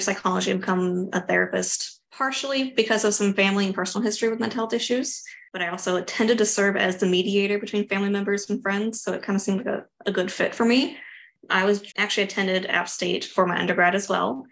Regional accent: Jacksonville, Florida, United States; moved away; I'm from Jacksonville, Florida

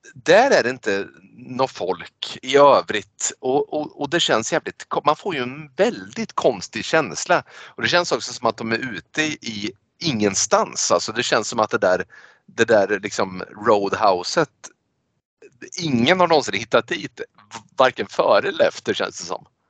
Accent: Sweden; vi är svenskar

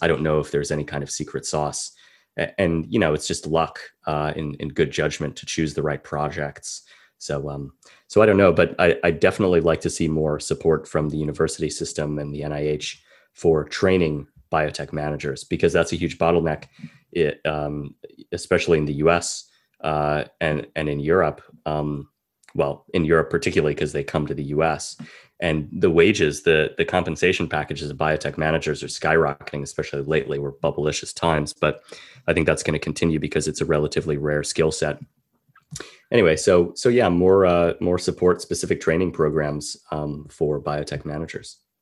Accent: California, United States; being a Californian myself

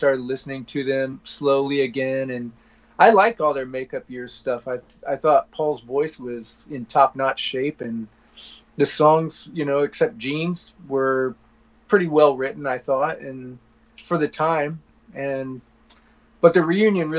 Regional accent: Pekin, Illinois, United States; moved away; growing up in Pekin

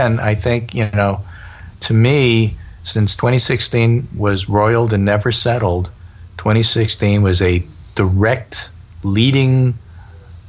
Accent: New York, United States; moved away; who grew up in New York

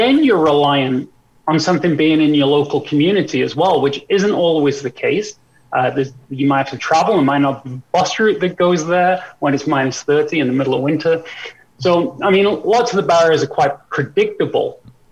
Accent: Wales, United Kingdom; now in Canada; I grew up in Wales

